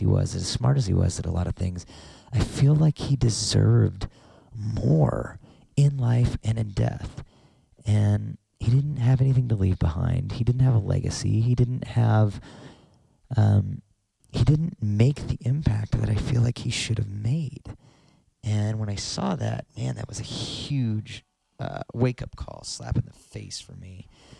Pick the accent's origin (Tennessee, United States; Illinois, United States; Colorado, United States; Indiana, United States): Colorado, United States; Denver; born there; I was born in Denver, Colorado.